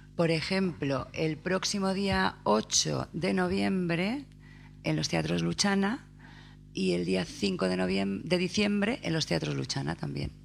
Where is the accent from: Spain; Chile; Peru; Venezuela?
Spain; Saldaña, Castile and León; Nacida en Saldaña, pero de renacimiento soy de México